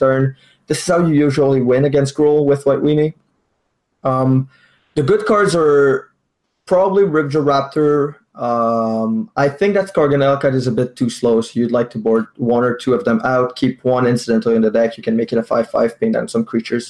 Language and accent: English; Quebec City, Quebec, Canada; I'm a Magic Grinder for Quebec City